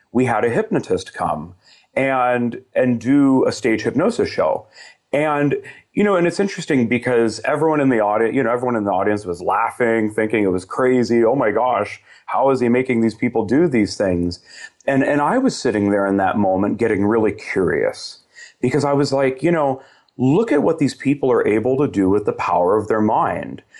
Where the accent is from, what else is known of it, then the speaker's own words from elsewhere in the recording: Southern California, United States; I grew up in Southern California, about an hour east of L